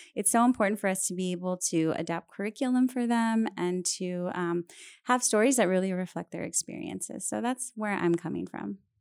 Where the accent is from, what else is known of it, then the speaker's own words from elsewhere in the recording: San Antonio, Texas, United States; also born or lived in California; I am a, um, San Antonio native. I grew up here